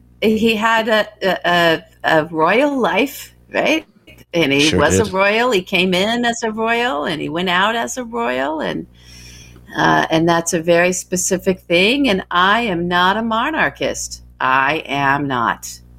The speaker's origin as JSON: {"language": "English", "country": "United States", "said": "But I'm an American. I'm not into these monarchs."}